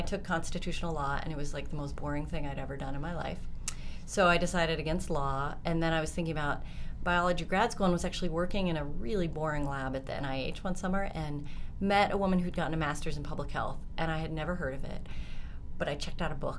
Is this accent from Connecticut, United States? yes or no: no; Colorado, United States; I'm from Colorado